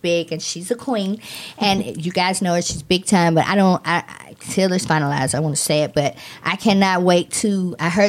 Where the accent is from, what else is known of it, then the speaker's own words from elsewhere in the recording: Atlanta, Georgia, United States; my hometown, Atlanta